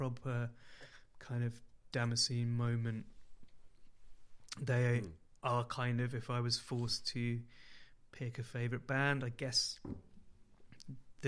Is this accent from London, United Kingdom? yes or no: no; Oxford, South East England, United Kingdom; all my teenage years growing up in Oxford